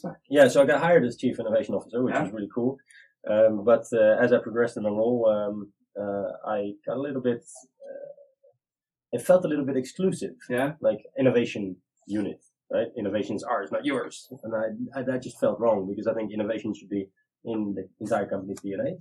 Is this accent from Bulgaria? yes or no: no; Netherlands; I'm uh, 40 years old from Holland